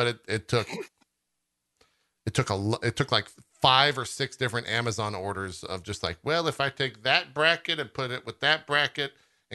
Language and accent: English; United States; As an American